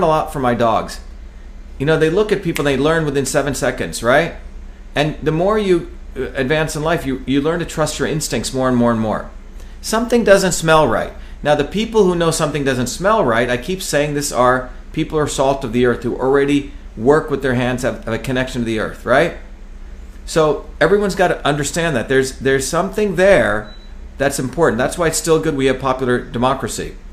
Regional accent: New Jersey, United States; a street kid, you know, growing up in New Jersey with all my chops

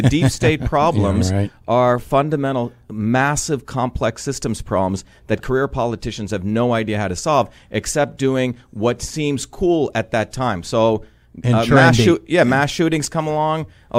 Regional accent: Mumbai, Maharashtra, India; moved away; when I grew up in India, in Bombay, a wild city, and then I grew up in a small village, no electricity. You know, my aunt lived in a hut.

